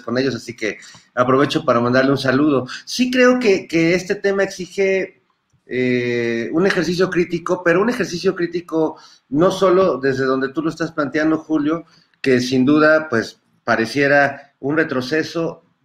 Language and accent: Spanish; Mexico